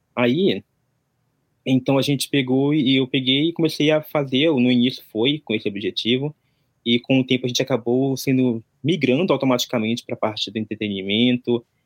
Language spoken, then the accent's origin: Portuguese; interior near Manaus, Amazonas, Brazil; moved away as an adult; now in Japan; eu vim do, do Brasil, sou do Amazonas, da região norte, ali interior de Manaus